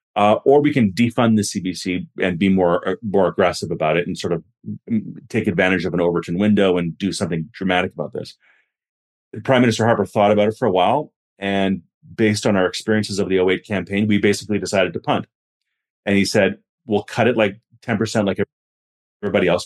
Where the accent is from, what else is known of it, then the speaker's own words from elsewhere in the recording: Vancouver, British Columbia, Canada; the twenty ten Olympics in my hometown